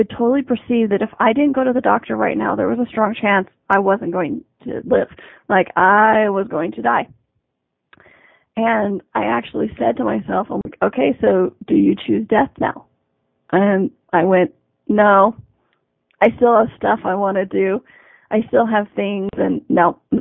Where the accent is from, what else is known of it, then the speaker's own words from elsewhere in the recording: United States; I'm in Canada, I'm an American.